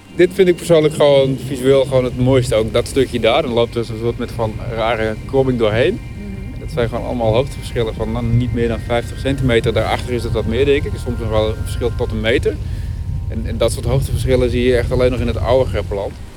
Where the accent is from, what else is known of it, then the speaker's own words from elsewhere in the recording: Verberts, Friesland, Netherlands; now in Groningen, Netherlands; Ik ben opgegroeid in Verberts